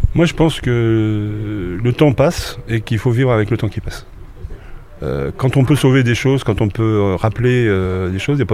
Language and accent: French; Rouen, Normandy, France; moved away as an adult; now in Caen, France; Haute-Normandie, de Rouen, mais installé à, sur Caen depuis les années 76-77.